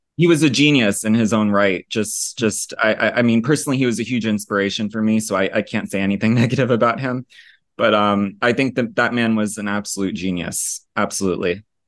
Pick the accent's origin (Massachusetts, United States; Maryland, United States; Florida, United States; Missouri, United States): Florida, United States; moved away as an adult; also born or lived in Italy / Basque Country, Spain; I was born in Florida